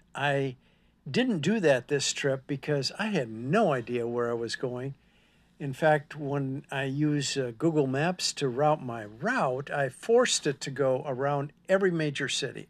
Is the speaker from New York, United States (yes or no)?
no; Minnesota, United States; moved away as an adult; now in Texas, United States; I'm from Minnesota